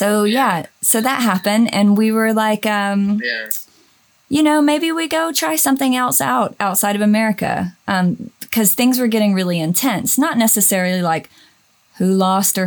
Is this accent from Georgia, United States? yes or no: yes; Georgia, United States; moved away as an adult; also born or lived in Los Angeles / Nashville; now in Germany; I'm from Georgia.